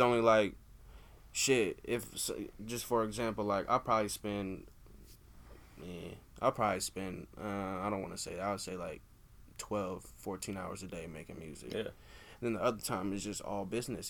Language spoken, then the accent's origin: English; Des Moines, Iowa, United States; we're from Des Moines